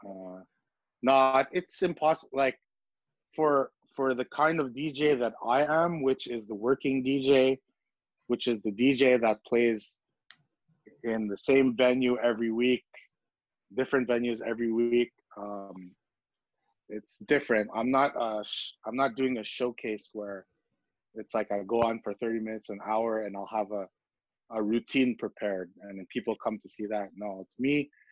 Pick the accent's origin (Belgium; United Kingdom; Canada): Canada; Montreal, Quebec; also born or lived in Philippines; Little Burgundy is the neighborhood that I grew up in the neighborhood that I remember coming up in.